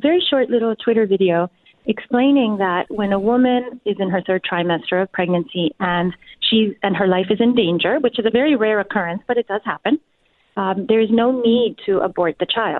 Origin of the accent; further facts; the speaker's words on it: Mexico; I'm from Cuban parents. My parents are Cuban, and I grew up in Mexico.